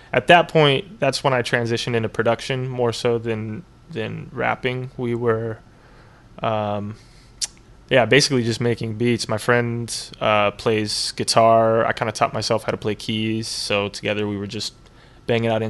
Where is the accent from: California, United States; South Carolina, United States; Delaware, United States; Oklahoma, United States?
California, United States; Riverside; moved away as an adult; also born or lived in San Diego / Los Angeles / Costa Rica; I'm from Riverside originally